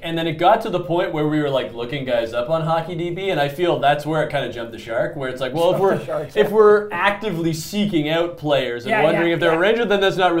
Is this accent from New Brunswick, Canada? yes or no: no; Toronto, Ontario, Canada; I became a Leaf fan because I'm from Toronto and that was the team and whatnot. But I mean, I grew up in the worst era of Toronto Maple Leafs hockey.